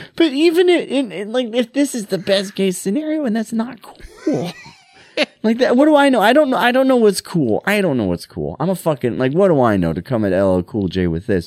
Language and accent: English; Montana, United States; I grew up in Montana